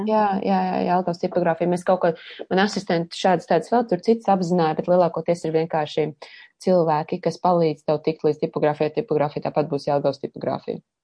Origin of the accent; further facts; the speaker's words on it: Sigulda, Latvia; piedzimu, jā, Siguldā